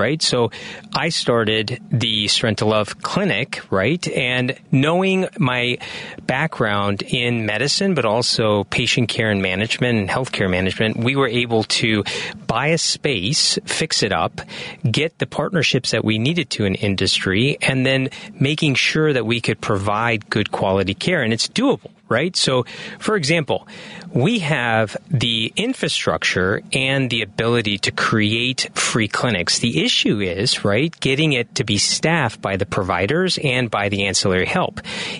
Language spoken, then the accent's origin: English; Bloomington, Illinois, United States; also born or lived in Peoria; So a son of an immigrant. Parents came from India, and I was born in Peoria, Illinois, and raised in Bloomington, Illinois.